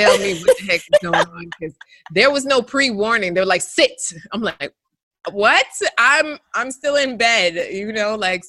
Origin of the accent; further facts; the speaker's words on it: Jamaica; When I first came home, I'm Jamaican, right? So my mom and my grandma ended up coming over the following week